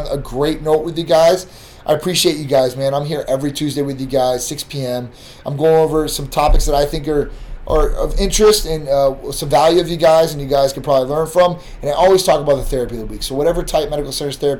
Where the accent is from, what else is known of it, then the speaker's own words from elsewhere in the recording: Midwest, United States; now in Florida, United States; I'm from the Midwest